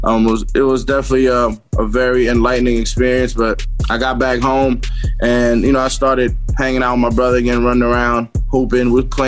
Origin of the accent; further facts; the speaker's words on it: New York City, New York, United States; I was raised in Queens from when I was about 7-8 years old